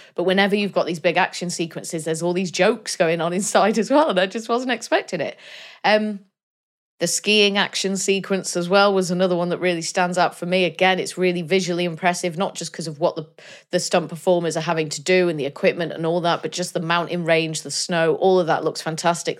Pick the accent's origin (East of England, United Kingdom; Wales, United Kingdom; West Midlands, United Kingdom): Wales, United Kingdom; Denbigh; I'm from I'm from Denby, just down the road from Colwyn Bay